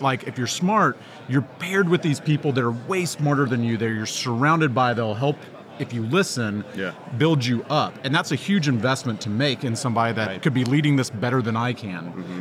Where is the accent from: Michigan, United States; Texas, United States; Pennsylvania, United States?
Texas, United States; I'm from Texas